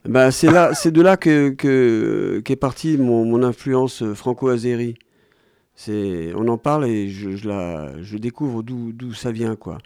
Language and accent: French; Ganja, Azerbaijan; Je suis de Ganja. C'est la deuxième grande ville qui est au nord du pays, près de la Géorgie.